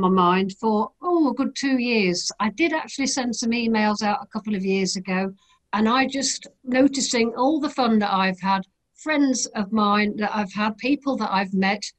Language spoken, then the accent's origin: English; Lincolnshire, East Midlands, United Kingdom; from Lincolnshire in the UK